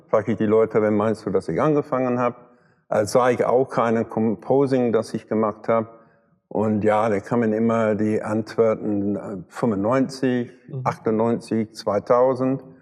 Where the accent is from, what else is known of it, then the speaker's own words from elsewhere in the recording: London, United Kingdom; German is a second language; dass ich aus England komme und ich komme aus London